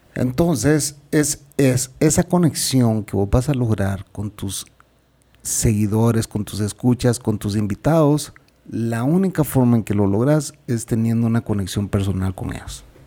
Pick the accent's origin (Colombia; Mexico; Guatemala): Guatemala; Yo soy guatemalteco